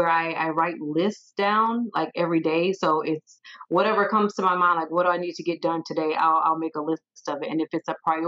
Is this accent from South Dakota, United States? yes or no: no; Sumter, South Carolina, United States; also born or lived in Arizona / Texas; now in Fayetteville, United States; born and raised in Sumter, South Carolina